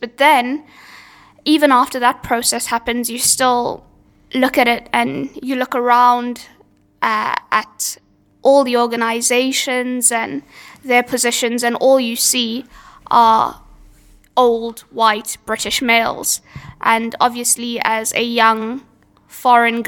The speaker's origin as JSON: {"language": "English", "country": "South Africa", "moved": "yes", "lives_now": "United Kingdom", "said": "I'm from South Africa, where that media landscape was exactly the same."}